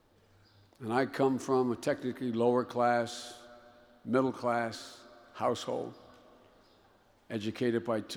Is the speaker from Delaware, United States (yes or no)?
yes; Wilmington, Delaware, United States; my hometown of Wilmington, Delaware